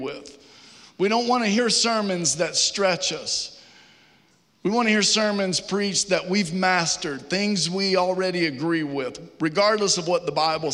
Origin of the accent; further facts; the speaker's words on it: Virginia, United States; now in Georgia, United States; Growing up in Virginia